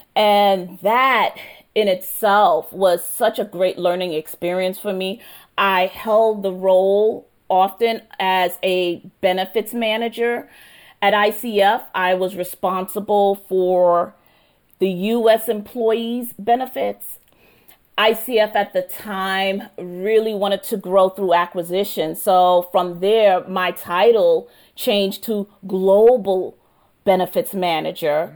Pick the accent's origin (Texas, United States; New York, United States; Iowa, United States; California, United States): New York, United States; also born or lived in Trinidad; I was born in Trinidad in the Caribbean, and my mom and dad were also born in the Caribbean in Trinidad. And so they immigrated to New York when I was a baby.